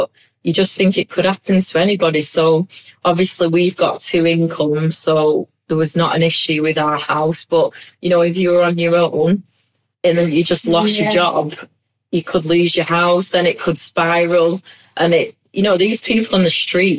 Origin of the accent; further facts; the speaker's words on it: Bolton, North West England, United Kingdom; accent: Bolton; now I'm proud of my Bolton accent